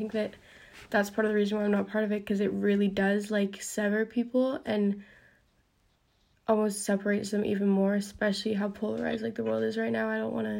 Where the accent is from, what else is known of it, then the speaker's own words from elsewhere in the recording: United Kingdom; also born or lived in Italy; now in United States; because I live in the US, and I'm British, and Italian